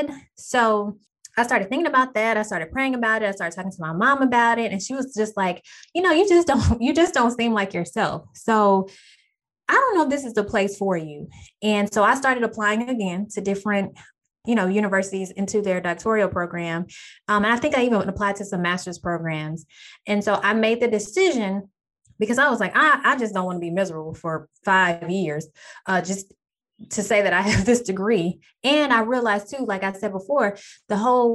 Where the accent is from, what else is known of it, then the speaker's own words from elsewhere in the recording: Texas, United States; I'm back in my hometown of Texas